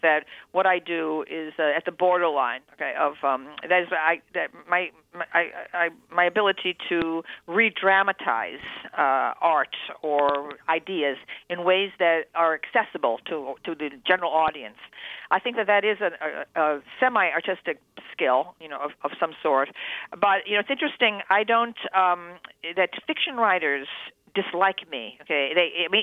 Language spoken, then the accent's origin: English; Endicott, New York, United States; my native town of Endicott, New York, upstate New York, a factory town